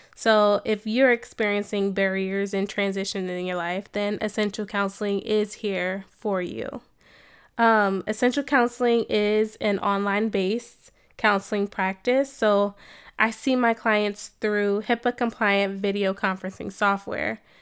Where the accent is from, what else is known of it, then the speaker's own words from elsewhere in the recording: New Jersey, United States; moved away as an adult; also born or lived in Cincinnati, Ohio / Atlanta, Georgia; now in Columbus, United States; I am originally from New Jersey, you know, born and raised Jersey girl.